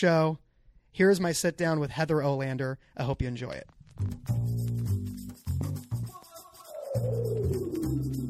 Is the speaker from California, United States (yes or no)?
yes; California, United States; I'm totally from California? Yeah. Haven't left my entire life.